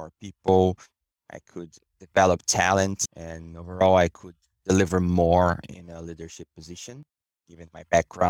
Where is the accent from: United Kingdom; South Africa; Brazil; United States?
Brazil; English is a second language; moved away as an adult; now in Canada; Most of my career was in consulting companies back in Brazil, my hometown, and I came to Canada in 2018